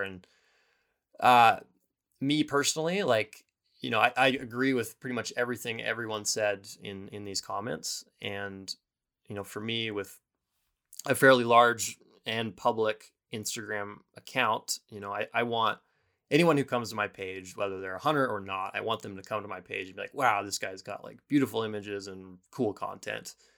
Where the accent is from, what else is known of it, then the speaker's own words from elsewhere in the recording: Bozeman, Montana, United States; I left my town of Bozeman, or my hometown of Bozeman